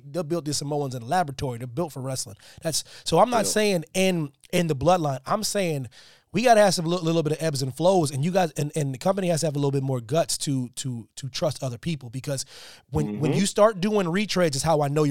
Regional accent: Pennsylvania, United States; I'm from Pennsylvania

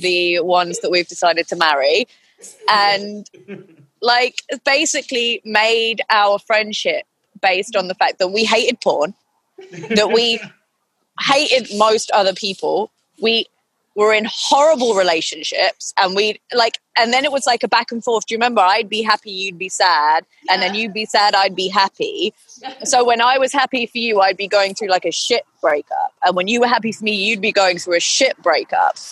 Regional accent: United Kingdom; I'm British.

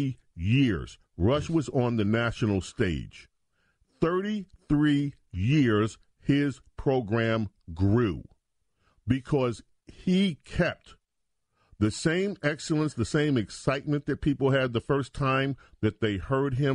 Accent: New York City, New York, United States; I grew up in the New York radio market

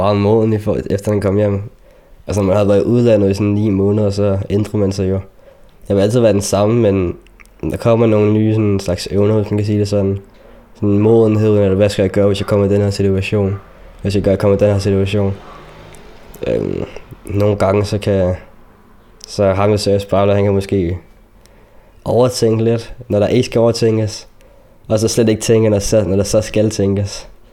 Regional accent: Denmark; also born or lived in Chile; Jeg er dansker, men jeg er mørkehuden

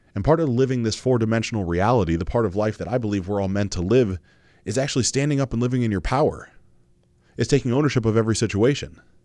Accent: Mansfield, Ohio, United States; growing up in Mansfield, Ohio, in a Baptist church

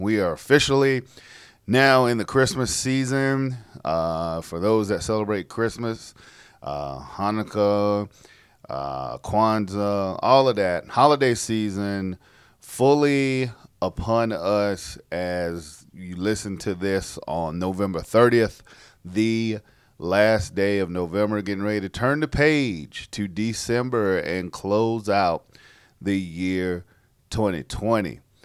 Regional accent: South Carolina, United States; born or raised there

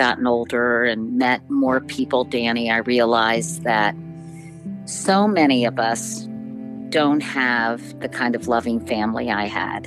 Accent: Arlington, Virginia, United States; I grew up in Arlington, Virginia, in a suburb just outside Washington, D.C.

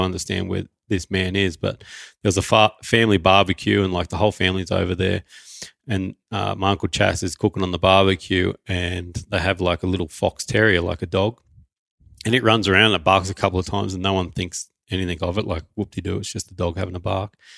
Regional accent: Newcastle, New South Wales, Australia; so I was born in Newcastle in New South Wales, Australia. That's pretty much where we've lived for the last few years as well.

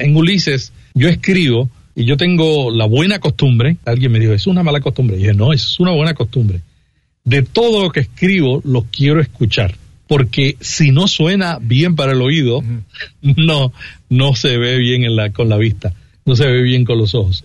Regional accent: Santa Isabel, Puerto Rico; Yo vengo de un pueblito en Puerto Rico que se llama Santa Isabel, 19 mil habitantes, muy pequeño

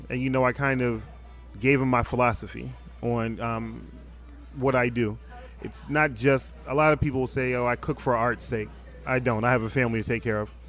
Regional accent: Philadelphia, Pennsylvania, United States; also born or lived in Biloxi, United States / Jackson, United States; I'm from Philadelphia, Pennsylvania originally. All right. Um, my father was in the Air Force. I've lived all over the country. I went to um, high school in Biloxi. I went to college at Jackson State University in Jackson

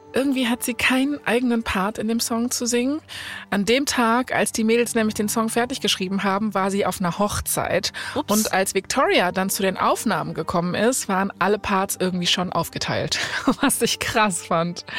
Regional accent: Germany; bei uns in Deutschland

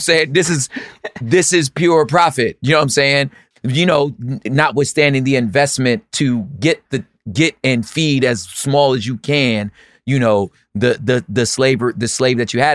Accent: California, United States; I'm a Californian

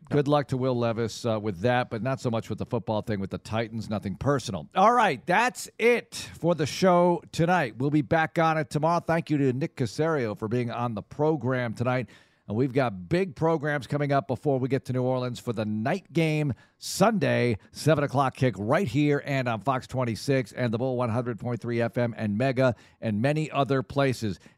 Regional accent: Netherlands; I'm from the Netherlands. It's huge over there.

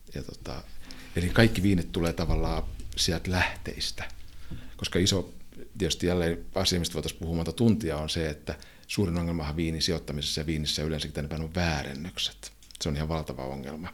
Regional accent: Finland; me ollaan Suomesta kotosi olevia juntteja

